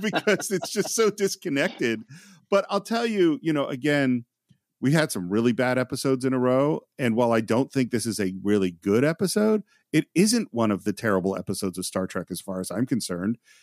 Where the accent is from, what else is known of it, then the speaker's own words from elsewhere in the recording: Marin County, California, United States; I grew up in Marin County, California